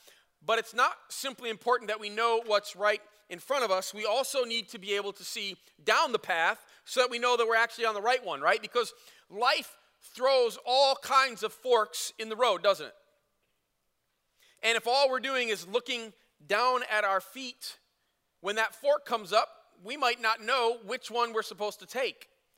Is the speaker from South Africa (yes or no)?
no; Flint, Michigan, United States; moved away as an adult; also born or lived in Chicago; now in Grand Rapids, United States; I did not want to move to Grand Rapids 19 years ago when God called us. I grew up in Chicago when I was a little kid, and then Flint from then on.